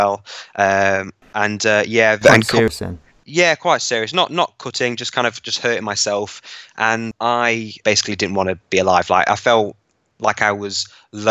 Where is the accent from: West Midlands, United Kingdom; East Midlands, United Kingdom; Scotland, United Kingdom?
East Midlands, United Kingdom; Hucknall; so I'm from Nottingham in the East Midlands, from a town called Hucknall. So I grew up fairly average